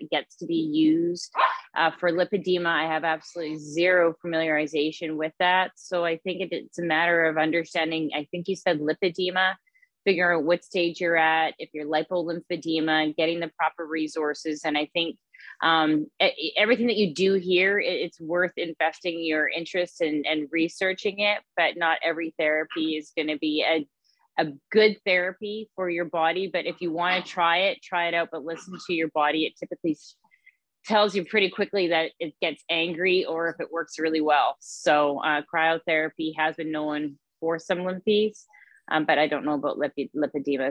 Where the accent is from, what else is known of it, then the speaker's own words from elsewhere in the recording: Manitoba, Canada; here in my hometown and my home province